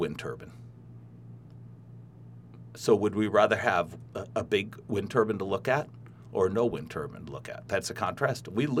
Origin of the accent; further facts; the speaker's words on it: Midwest, United States; I'm a Midwesterner. I'm just a solid citizen.